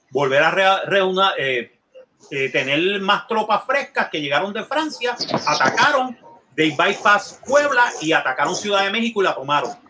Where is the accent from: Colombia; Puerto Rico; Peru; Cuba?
Puerto Rico; los puertorriqueños quedamos.